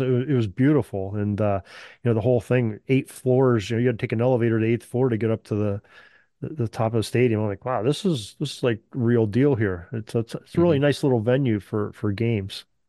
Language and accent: English; Western Pennsylvania, United States; I'm born and raised in Western Pennsylvania